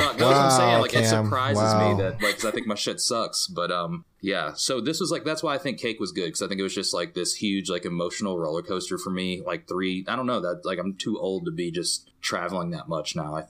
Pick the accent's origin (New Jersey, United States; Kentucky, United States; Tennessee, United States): Kentucky, United States; I'm from Kentucky. That's how we do things down here.